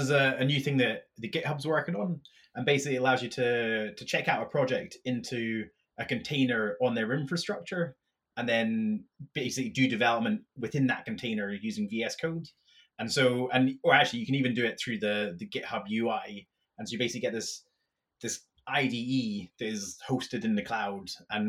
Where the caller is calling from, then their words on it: Dublin, Leinster, Ireland; I'm actually calling from Dublin